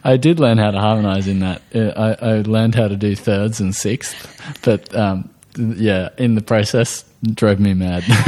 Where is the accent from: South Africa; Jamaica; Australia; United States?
Australia